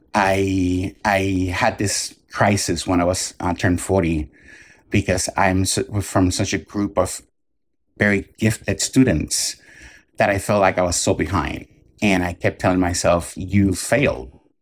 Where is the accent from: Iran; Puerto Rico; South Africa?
Puerto Rico; I grew up in Puerto Rico